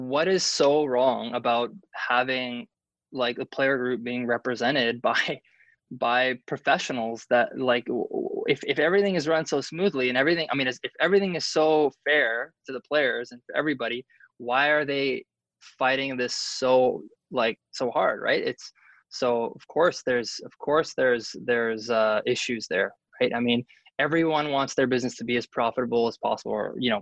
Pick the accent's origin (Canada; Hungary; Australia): Canada; as a Canadian